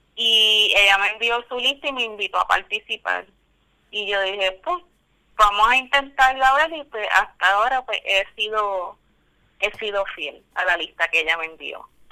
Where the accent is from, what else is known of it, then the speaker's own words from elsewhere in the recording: Guayanilla, Puerto Rico; moved away as an adult; now in Texas, United States; de mi pueblo de Guayanilla